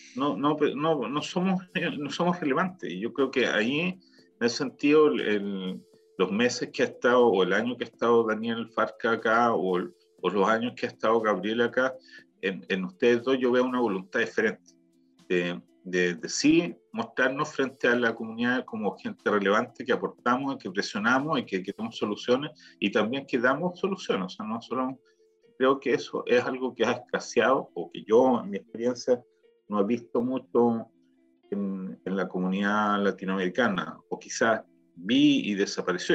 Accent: Chile; now in Israel

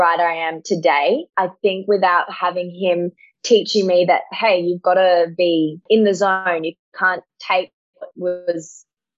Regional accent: Sydney, New South Wales, Australia; also born or lived in Blue Mountains; I am 20 years old and I'm from Sydney.

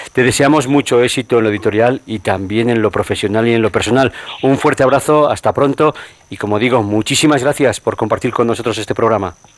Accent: Spain; Somos conscientes los españoles de esta gran riqueza que tenemos

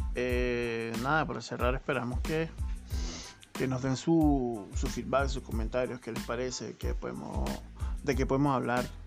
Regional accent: Venezuela; moved away as an adult; now in Chile; todo lo que se había vivido en Venezuela lo estamos viviendo acá otra vez

